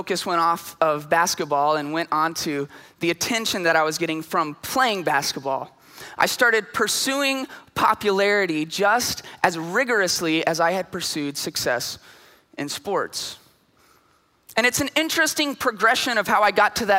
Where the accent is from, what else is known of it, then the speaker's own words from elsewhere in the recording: Lampasas, Texas, United States; now in San Antonio, United States; I'm from Lampasas. And in Lampasas, having a letter jacket with your name on the back of it is a huge deal